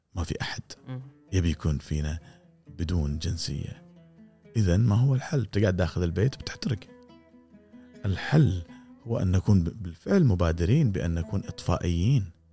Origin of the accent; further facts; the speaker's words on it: Kuwait; انت كويتي مثلي